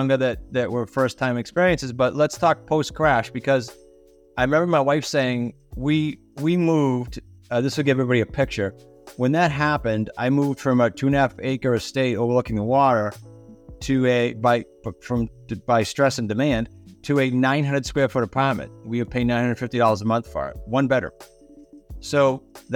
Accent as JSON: {"language": "English", "region": "Massachusetts", "country": "United States", "tie": "born or raised there", "moved": "as an adult", "lives_now": "Rhode Island, United States", "said": "I'm in Rhode Island, but I grew up in Massachusetts"}